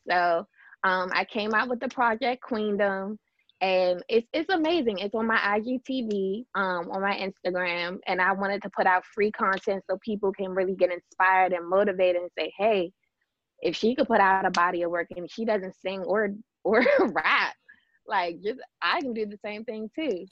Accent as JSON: {"language": "English", "town": "Fort Washington", "region": "Maryland", "country": "United States", "tie": "born or raised there", "said": "born and raised in Fort Washington, Maryland."}